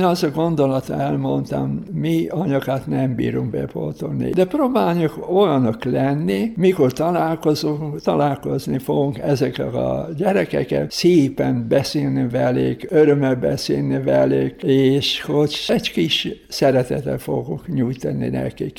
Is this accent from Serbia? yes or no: no; Slovenia; Hungarian is a second language; moved away; én szlovén vagyok, szlovén pap, aki itt a magyar hívek között dolgozik